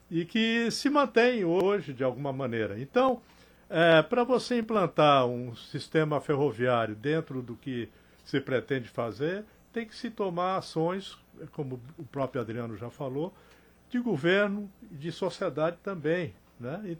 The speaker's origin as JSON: {"language": "Portuguese", "region": "Rio Grande do Sul", "country": "Brazil", "moved": "yes", "lives_now": "Recife, Brazil", "said": "quando cheguei em Recife, que eu sou do Rio Grande do Sul, mas tenho a minha vida toda aqui, né? 50 anos de, de Pernambuco."}